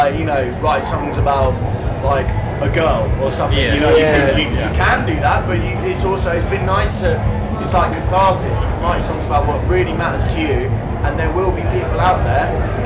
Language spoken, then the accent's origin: English; Hastings, South East England, United Kingdom; We're from Hastings